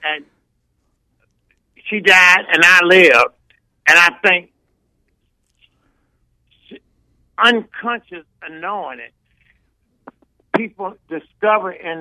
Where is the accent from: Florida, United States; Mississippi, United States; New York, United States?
Mississippi, United States; now in California, United States; growing up in Mississippi, you have to know we were sharecroppers